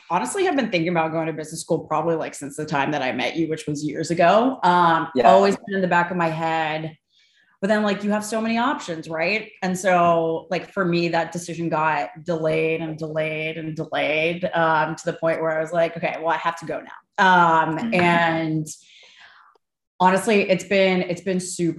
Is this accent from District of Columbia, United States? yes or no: no; San Francisco, California, United States; moved away as an adult; now in New York, United States; I'm from San Francisco originally